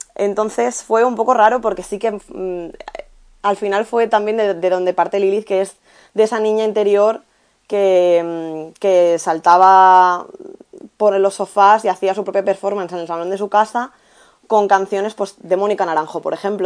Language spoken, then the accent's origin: Spanish; Albacete, Castilla-La Mancha, Spain; moved away as an adult; now in Valencia, Spain; mi pueblo, en Albacete